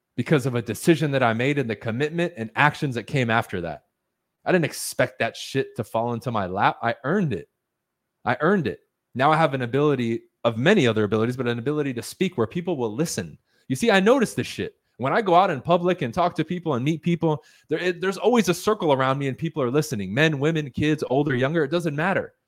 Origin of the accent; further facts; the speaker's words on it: United States; first language Spanish; English is a second language; I'm the first one in my family born on American soil who is now a native English speaker, even though I wasn't taught English until I went to school